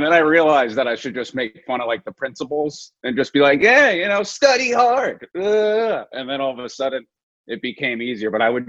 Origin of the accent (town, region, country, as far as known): New York City, New York, United States; born or raised there